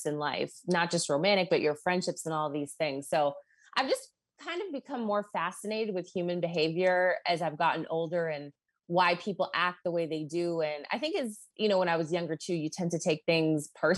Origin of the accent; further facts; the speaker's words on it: Boston, Massachusetts, United States; moved away as an adult; I'm from Boston